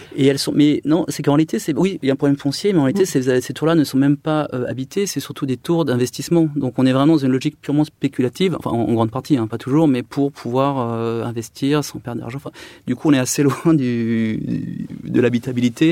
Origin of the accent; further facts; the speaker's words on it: Chartres, Centre-Val de Loire, France; moved away as an adult; also born or lived in Paris; je suis né à Chartres en 83. J'ai été bercé par la cathédrale de Chartres.